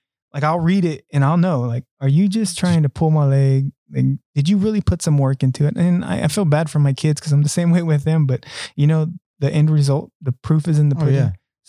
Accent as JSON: {"language": "English", "region": "Hawaii", "country": "United States", "tie": "born or raised there", "also_born_or_lived": "Arizona", "said": "I grew up in Hawaii and Arizona."}